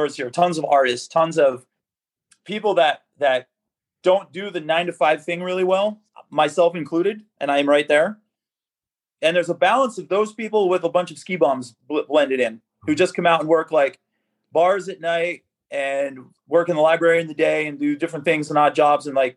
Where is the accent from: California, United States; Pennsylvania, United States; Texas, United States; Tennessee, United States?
Pennsylvania, United States; Falls; moved away; I grew up in Northeast Pennsylvania, a small town called Falls, PA